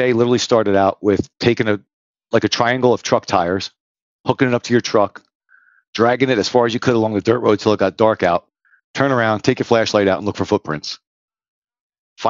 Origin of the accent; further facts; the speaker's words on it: New Jersey, United States; I grew up in New Jersey, been here the whole time except for the little bit of time I spent on the border.